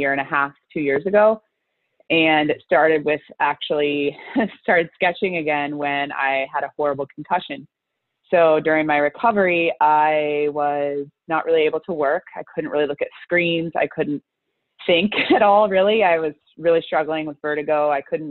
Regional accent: the South, United States; I grew up in the South.

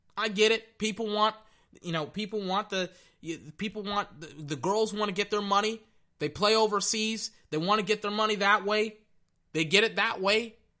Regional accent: Texas, United States; I'm from Texas

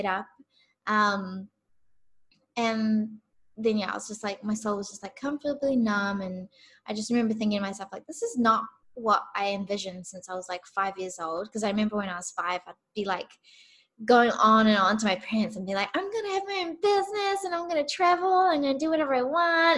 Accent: New Zealand; I'm from New Zealand.

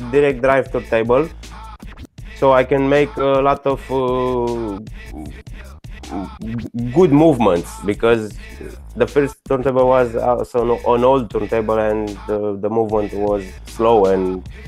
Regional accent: Bucharest, Romania; English is a second language; Yeah, I'm I'm from Romania, from from Bucharest. You know, it's in Europe.

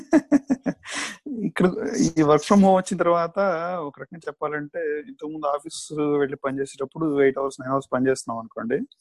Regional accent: Nellore, Andhra Pradesh, India; now in United States; మాకు చిన్నప్పుడు నెల్లూరులో

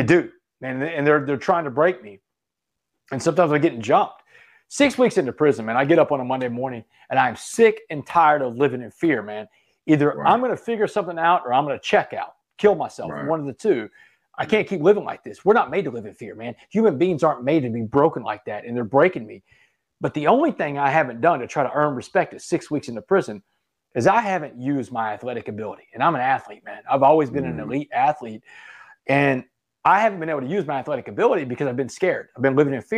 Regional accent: Port Arthur, Texas, United States; I grew up in Port Arthur, Texas, man. I grew up around blacks all my life in a predominantly black town.

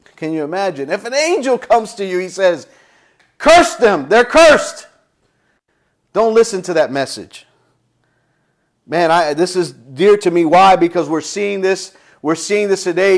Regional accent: United States; as an American

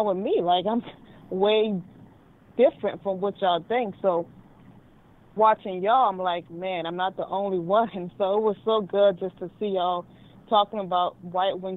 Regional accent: the South, United States; now in New Orleans, United States; growing up in the South as a Black American, I was raised on conservative views

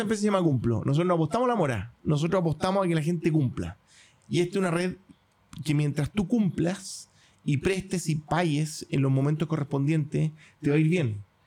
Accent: Chile

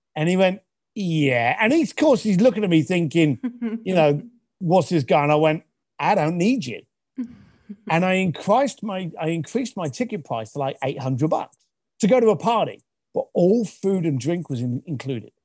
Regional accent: London, United Kingdom; I was raised in East London.

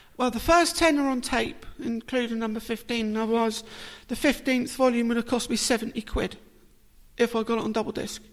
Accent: Portsmouth, South East England, United Kingdom; I was born in Portsmouth.

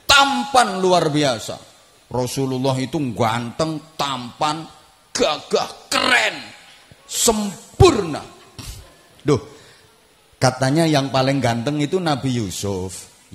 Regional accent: Indonesia; Bagi kita bangsa Indonesia juga harus kita tanamkan prinsip seperti ini. Aku mencintai Indonesia karena aku dilahirkan di Indonesia.

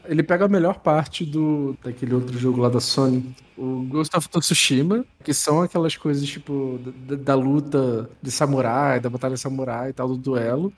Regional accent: Brazil; a gente, como brasileiro

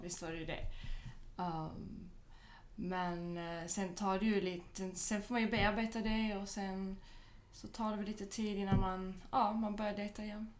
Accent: Malmö, Skåne, Sweden; also born or lived in Skellefteå / Paris; now in Stockholm, Sweden; jag är ju född och uppvuxen i Malmö.

